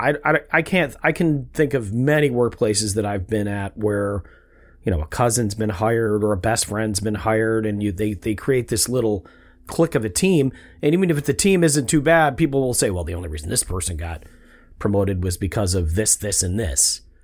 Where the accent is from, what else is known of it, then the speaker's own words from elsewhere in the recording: Rochester, New York, United States; we grew up in Rochester, New York